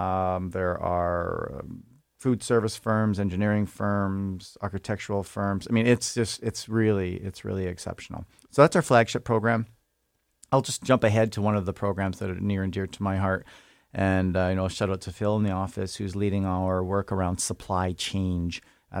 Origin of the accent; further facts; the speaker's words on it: Thunder Bay, Ontario, Canada; So, I grew up in Thunder Bay. My dad was a logger. My grandfather was a logger. My other grandfather worked as in the gas pipelines in Northern Ontario.